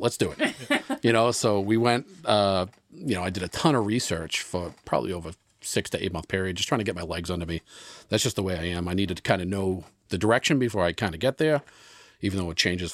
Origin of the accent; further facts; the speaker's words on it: Boston, Massachusetts, United States; now in Rockport, United States; I grew up in South Boston